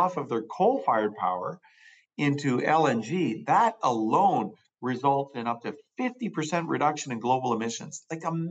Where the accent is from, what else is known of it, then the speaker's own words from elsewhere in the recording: British Columbia, Canada; that same sense of optimism and hope for the future that we enjoyed growing up in British Columbia